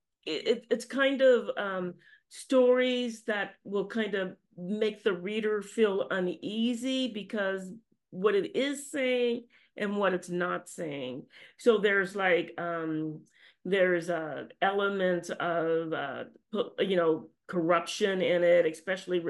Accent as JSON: {"language": "English", "region": "Louisiana", "country": "United States", "tie": "born or raised there", "said": "I grew up in Louisiana"}